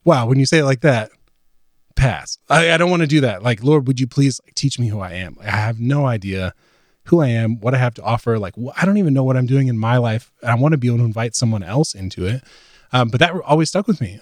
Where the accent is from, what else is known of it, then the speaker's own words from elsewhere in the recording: Virginia, United States; moved away as an adult; also born or lived in Sunderland, England; now in Nashville, United States; moving to Nashville from where I grew up in Virginia, lived in the same town my whole life, um, went to college there